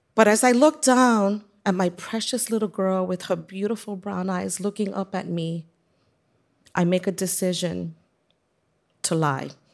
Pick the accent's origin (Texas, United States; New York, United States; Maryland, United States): New York, United States; New York City; I have many fond childhood memories growing up on Hunts Point Avenue in the South Bronx